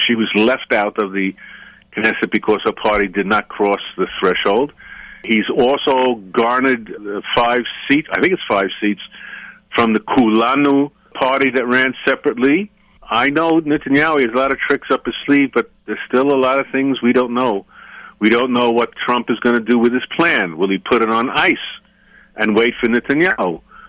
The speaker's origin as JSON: {"language": "English", "country": "United States", "tie": "born or raised there", "moved": "yes", "lives_now": "Israel", "said": "I grew up in America"}